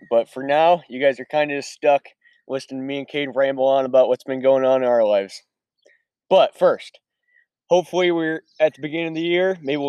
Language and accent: English; Clinton, Iowa, United States; From Clinton, Iowa, shout out to the 563